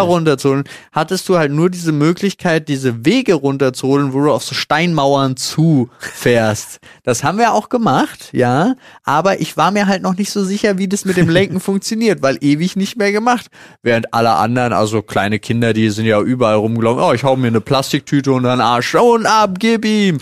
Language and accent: German; Berlin, Germany; Ich so als geborener Berliner